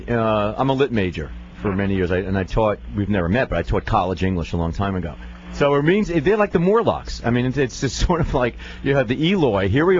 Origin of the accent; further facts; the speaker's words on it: Northeast, United States; I come from the Northeast. I'm familiar with Pennsylvania.